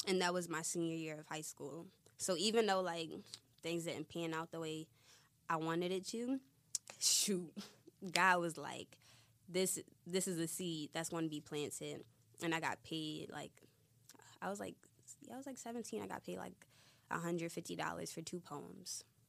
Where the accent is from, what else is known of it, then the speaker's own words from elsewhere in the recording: Philadelphia, Pennsylvania, United States; I'm from Philly.